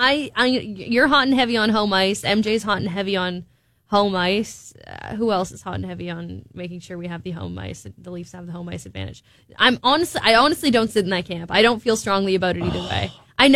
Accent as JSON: {"language": "English", "town": "Twin Cities", "region": "Minnesota", "country": "United States", "tie": "born or raised there", "said": "Yeah, it's where I played all my hockey tournaments growing up in the Twin Cities."}